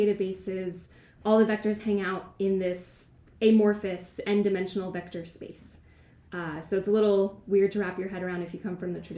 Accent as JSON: {"language": "English", "area": "Westchester", "region": "New York", "country": "United States", "also_born_or_lived": "Oregon", "moved": "yes", "lives_now": "Bay Area, United States", "said": "I'm from Westchester"}